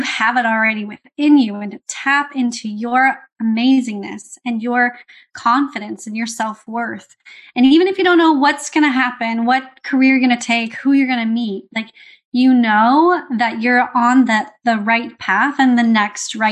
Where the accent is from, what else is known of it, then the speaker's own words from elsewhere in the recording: California, United States; I grew up in California, USA.